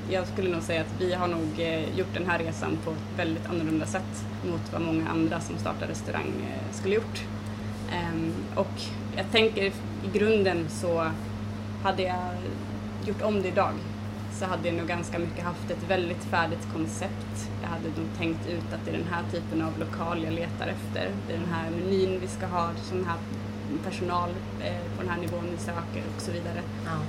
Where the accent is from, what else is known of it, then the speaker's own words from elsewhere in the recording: Falun, Dalarna County, Sweden; also born or lived in Stockholm; Jag har bott i Stockholm, jag har bott i Falun där jag kommer ifrån och varit ute och rest mycket och så.